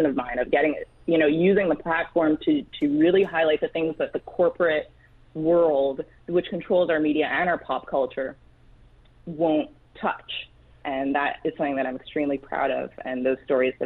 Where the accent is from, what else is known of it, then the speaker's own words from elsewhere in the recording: Montreal, Quebec, Canada; moved away as an adult; also born or lived in Washington; I grew up in Canada. I'm from Montreal